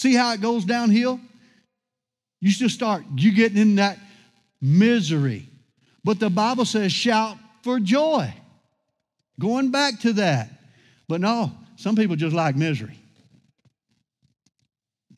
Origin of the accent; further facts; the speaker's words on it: Louisiana, United States; I grew up in Louisiana